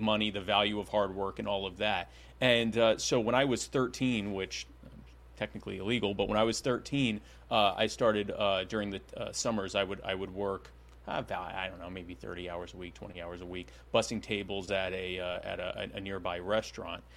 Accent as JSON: {"language": "English", "town": "Myrtle Beach", "region": "South Carolina", "country": "United States", "tie": "born or raised there", "also_born_or_lived": "Baltimore, Maryland", "said": "I actually still live in the Myrtle Beach area in South Carolina. That's where I grew up"}